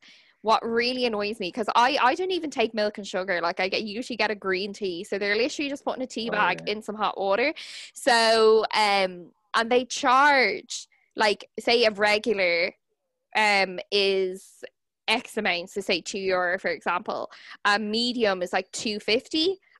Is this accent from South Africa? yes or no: no; Dublin, Leinster, Ireland; also born or lived in Kilkenny; because like I grew up in Dublin, but then I moved back for university. And when I was, anytime I'm home in Kilkenny